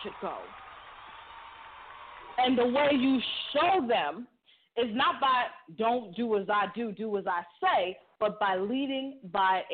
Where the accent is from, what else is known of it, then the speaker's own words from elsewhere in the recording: Boston, Massachusetts, United States; now in Barbados; I'm from Boston